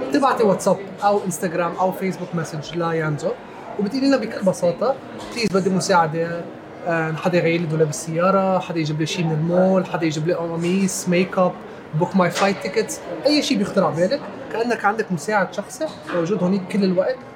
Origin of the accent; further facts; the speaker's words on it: Nigeria; انا عشت بنيجيريا وربيت بنيجيريا كلمه يانزو بنيجيريا يعني هلا